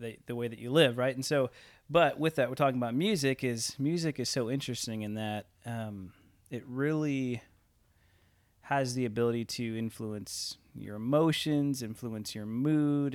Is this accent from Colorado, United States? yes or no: no; Elgin, Illinois, United States; also born or lived in Toronto; now in Orville; I grew up in Elgin, Illinois